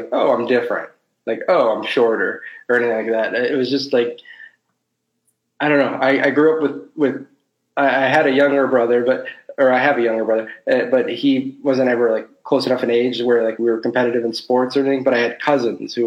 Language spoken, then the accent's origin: English; South Bend, Indiana, United States; Born, raised, and currently living in South Bend, Indiana